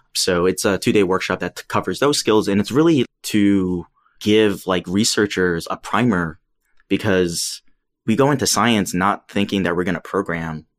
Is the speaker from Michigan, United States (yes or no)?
no; New York City, New York, United States; I grew up in New York City. I'm from Queens